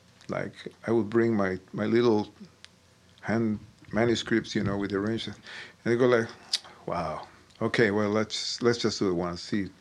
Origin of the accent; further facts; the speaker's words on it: Buenos Aires, Argentina; I was in Buenos Aires, which is my hometown in Argentina.